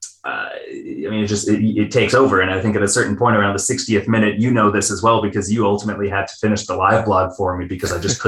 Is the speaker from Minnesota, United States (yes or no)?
yes; Minnesota, United States; I'm Minnesotan